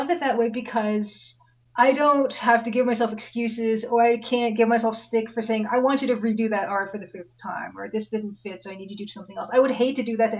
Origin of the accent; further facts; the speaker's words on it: Ontario, Canada; We're both Canadian. I'm Ontario, you're BC, I guess.